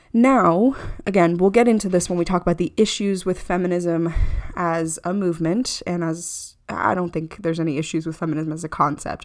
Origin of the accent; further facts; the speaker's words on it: United States; as an American